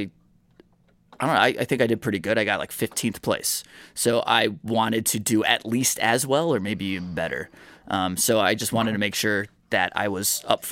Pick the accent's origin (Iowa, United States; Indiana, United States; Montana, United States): Indiana, United States; moved away as an adult; now in Michigan, United States; I've only lived in Michigan since 2018, so I grew up in Indiana.